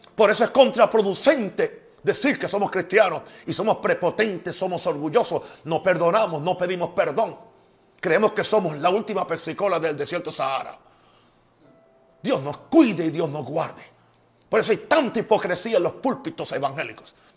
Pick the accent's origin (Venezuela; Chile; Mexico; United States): United States; mi país, en Estados Unidos